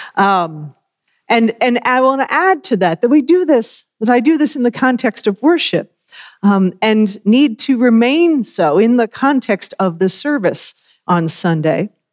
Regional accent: Worcester, Massachusetts, United States; moved away; grew up in the congregation in Worcester, Massachusetts

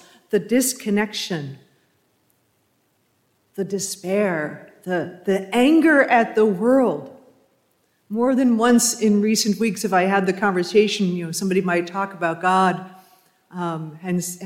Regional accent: New England, United States; as I was growing up in New England

